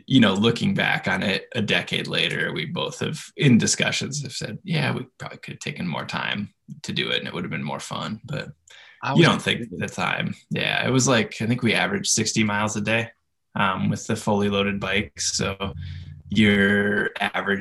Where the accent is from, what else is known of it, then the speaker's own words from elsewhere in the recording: Iowa, United States; moved away; I grew up in Iowa, which is a very practical place to live.